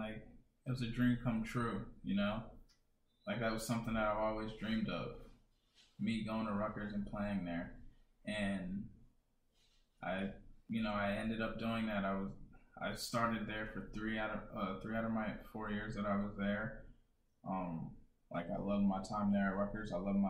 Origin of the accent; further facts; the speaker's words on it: Sierra Leone; For sure. I'm from Sierra Leone. 100% Sierra Leonean.